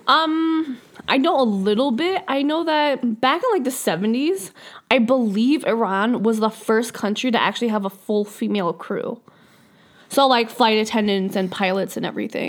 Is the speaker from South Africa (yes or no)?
no; Canada; we live here. Like, we're Canadian